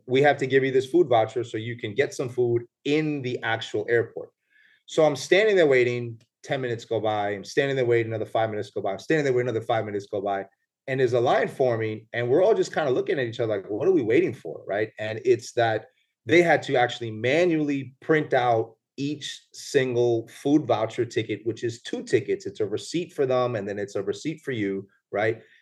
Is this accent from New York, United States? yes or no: yes; New York, United States; moved away as an adult; also born or lived in Puerto Rico (ancestry); now in Punta Cana, Dominican Republic; I'm born in New York, so I'm born and raised in the Bronx